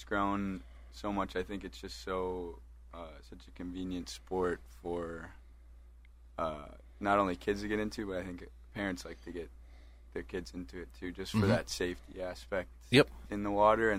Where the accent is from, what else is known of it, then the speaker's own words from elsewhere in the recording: Chippewa Falls, Wisconsin, United States; So I'm actually from Chippewa Falls. Went to Chippewa Falls High School.